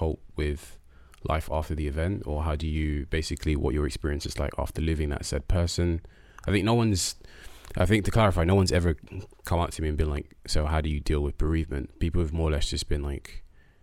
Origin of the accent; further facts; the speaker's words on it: London, United Kingdom; also born or lived in Nunhead; I was born and raised in Peckham